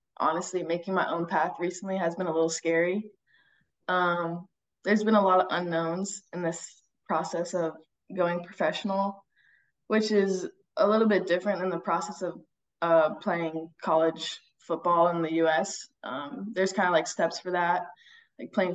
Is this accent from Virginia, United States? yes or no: yes; Northern Virginia, United States; moved away as an adult; also born or lived in North Carolina; now in Hjørring, Denmark; I grew up in Northern Virginia playing football since I was like 5.